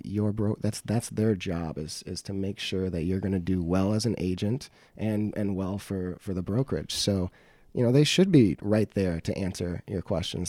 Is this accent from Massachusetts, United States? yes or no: no; Beloit, Wisconsin, United States; I was born and raised in Beloit